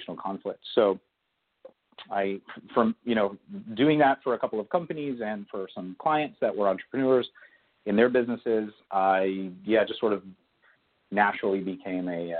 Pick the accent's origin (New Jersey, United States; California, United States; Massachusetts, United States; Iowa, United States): California, United States; Agoura Hills; I grew up in Agoura Hills, California, which is a suburb just north of Los Angeles